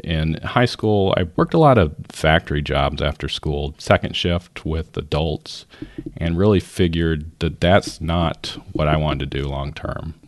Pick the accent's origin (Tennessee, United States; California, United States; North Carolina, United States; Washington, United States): California, United States; Northern; I was born in Northern California in the seventies